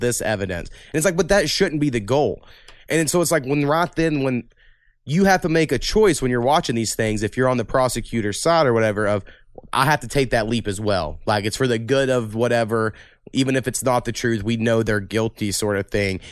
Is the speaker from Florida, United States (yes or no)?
no; Waurika, Oklahoma, United States; also born or lived in Ada, Oklahoma; in my hometown